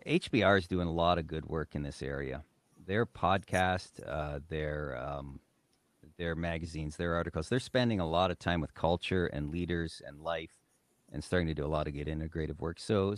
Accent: Great Lakes, United States; I grew up in the Great Lakes. I enjoyed everything about being on the water.

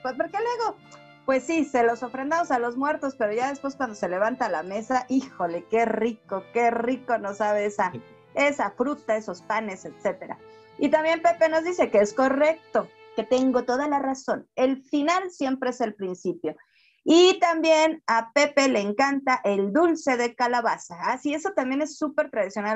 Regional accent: Mexico; nos identifica como mexicanos

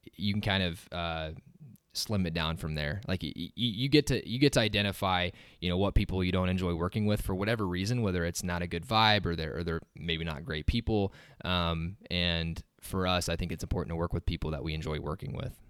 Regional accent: Waverly, Nebraska, United States; I'm from Waverly originally, just right up the road from here

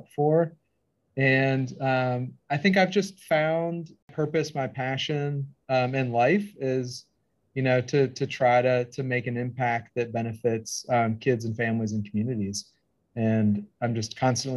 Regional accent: Pittsburgh, Pennsylvania, United States; moved away as an adult; also born or lived in Missoula, Montana; I grew up in Pittsburgh, Pennsylvania

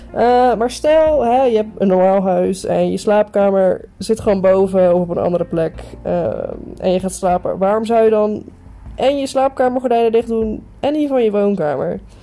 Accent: Netherlands; wij, als Nederlander

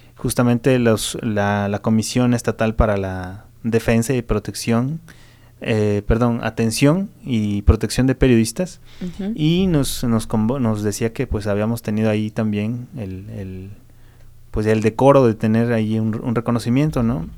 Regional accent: Mexico; nosotros como mexicanos

